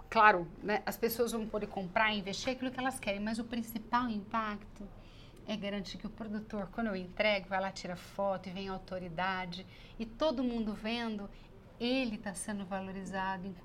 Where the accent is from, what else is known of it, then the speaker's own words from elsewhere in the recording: Minas Gerais, Brazil; Eu, como boa mineira